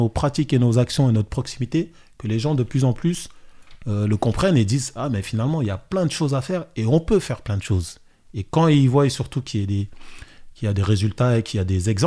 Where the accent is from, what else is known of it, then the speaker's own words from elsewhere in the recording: Saint-Ouen, Île-de-France, France; Le Red Star. Saint-Ouen. Je suis de Saint-Ouen, exact.